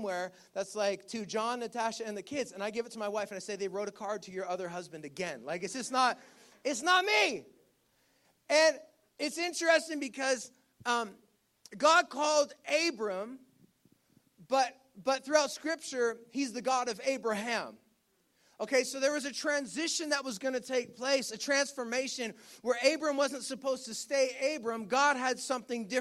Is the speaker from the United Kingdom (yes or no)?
no; Ontario, Canada; moved away; I grew up in Ontario. And one of the struggles I have with returning to Ontario